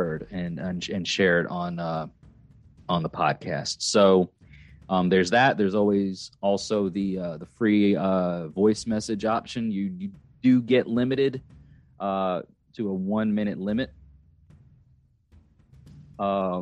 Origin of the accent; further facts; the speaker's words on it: Long Island, New York, United States; moved away; also born or lived in Catskills, New York; I'm not even from upstate New York, but I'm from Long Island, and I moved to like the lower foothills of the Catskill Mountain Range.